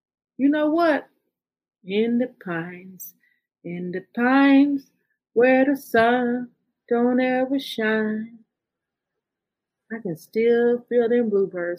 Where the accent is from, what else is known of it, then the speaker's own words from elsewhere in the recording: Fort Worth, Texas, United States; I was born and raised in Fort Worth, Texas.